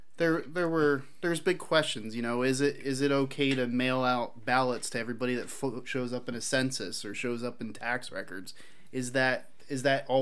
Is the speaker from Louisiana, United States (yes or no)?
no; Philadelphia, Pennsylvania, United States; I grew up in Philadelphia